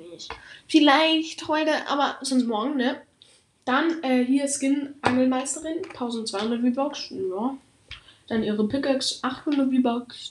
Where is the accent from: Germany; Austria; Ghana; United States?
Austria; ich komme aus Österreich. Das, heißt, falls ich mal ein bisschen in Dialekt rede